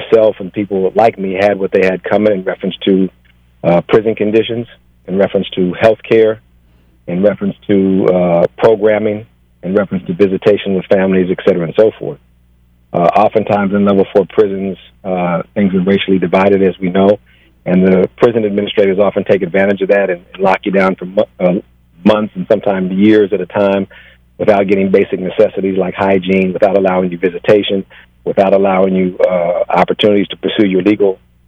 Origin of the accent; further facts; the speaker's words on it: Los Angeles, California, United States; I grew up in South Los Angeles